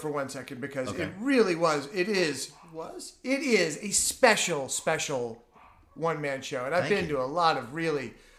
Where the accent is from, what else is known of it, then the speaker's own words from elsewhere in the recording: New York, United States; moved away as an adult; now in California, United States; We're both from New York.